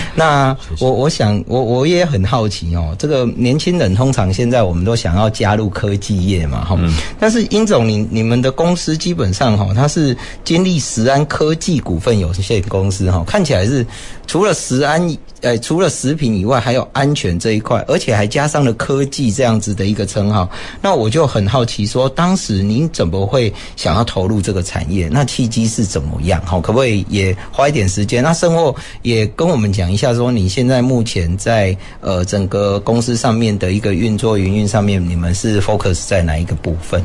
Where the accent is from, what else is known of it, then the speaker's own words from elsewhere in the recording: Taiwan; 吃饭这件事情几乎是我们台湾人的文化